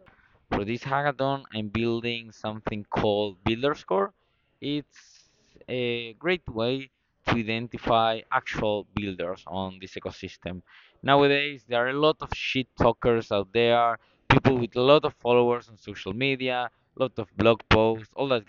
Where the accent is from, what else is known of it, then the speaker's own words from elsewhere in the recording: Argentina; I'm from Argentina.